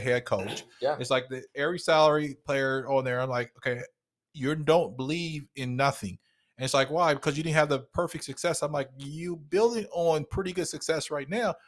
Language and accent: English; the North, United States; now in Texas, United States; grew up in the North, especially I grew up a vegetarian